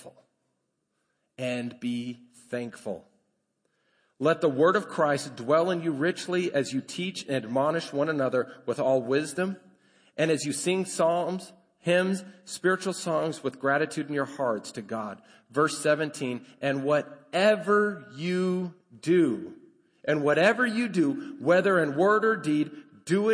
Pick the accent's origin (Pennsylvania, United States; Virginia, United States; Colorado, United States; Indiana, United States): Colorado, United States; now in Lubbock, United States; I grew up in Colorado.